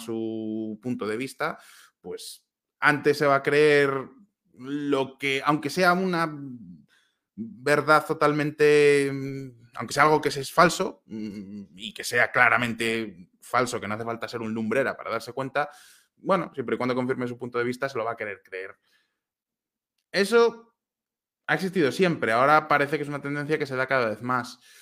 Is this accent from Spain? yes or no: yes; Valladolid, Castile and León, Spain; moved away as an adult; now in Prague, Czech Republic; no soy vasco, soy de Valladolid